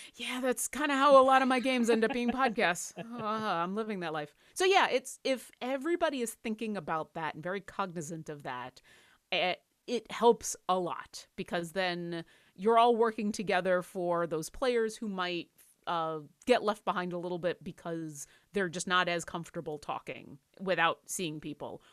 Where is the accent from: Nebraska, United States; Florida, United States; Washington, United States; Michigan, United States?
Washington, United States; Seattle; I'm from Seattle.